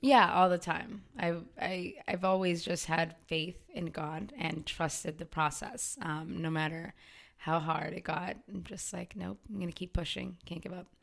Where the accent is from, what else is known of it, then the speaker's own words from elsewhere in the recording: Waltham, Massachusetts, United States; I was born and raised in Waltham, too